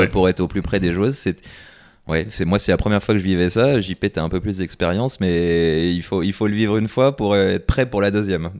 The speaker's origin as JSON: {"language": "French", "country": "France", "said": "en tant que Français"}